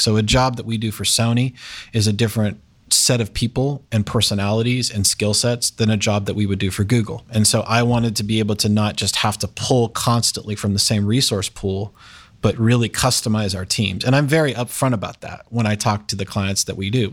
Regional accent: Westerville, Ohio, United States; also born or lived in Indiana; I grew up in Westerville. Yep. So lived there all my life

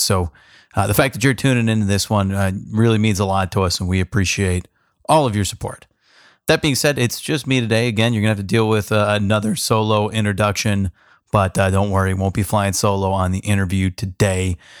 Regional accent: California, United States; now in Columbus, United States; I grew up in California, we call it soda down there

